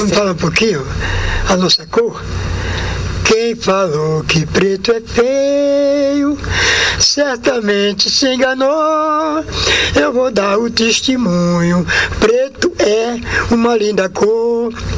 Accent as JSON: {"language": "Portuguese", "town": "Bom Conselho", "region": "Pernambuco", "country": "Brazil", "moved": "yes", "said": "eu sou de Pernambuco, de Bom Conselho, de Papacaça, que é uma área mais sertão, de é sertão e agreste"}